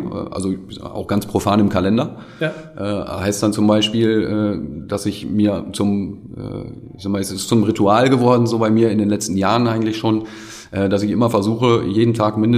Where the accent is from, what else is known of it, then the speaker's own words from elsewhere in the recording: Gronau, North Rhine-Westphalia, Germany; Auch die, die äh, äh, Entwicklung in meiner Heimatstadt Kronau ist mir dann auch wichtig.